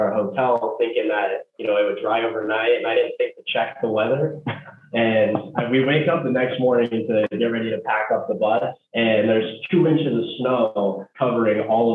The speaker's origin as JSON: {"language": "English", "town": "Cincinnati", "region": "Ohio", "country": "United States", "tie": "born or raised there", "moved": "as an adult", "said": "I grew up in Cincinnati, Ohio"}